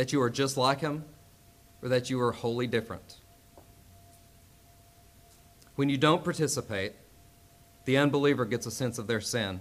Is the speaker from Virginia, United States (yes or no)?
yes; Castlewood, Virginia, United States; moved away; I am from Castlewood, Virginia